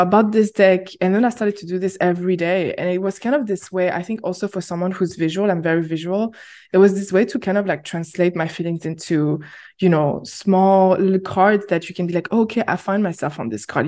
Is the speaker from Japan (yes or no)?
no; France; moved away as an adult; now in Berlin, Germany; I went back to France, which is my home country